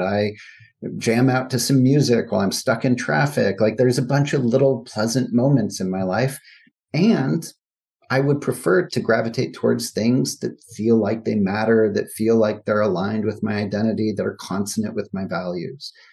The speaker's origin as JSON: {"language": "English", "country": "United States", "said": "as an American"}